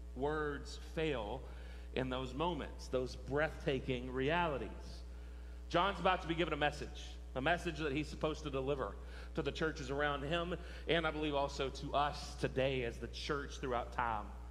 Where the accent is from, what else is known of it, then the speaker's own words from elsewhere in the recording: West Texas, United States; growing up in West Texas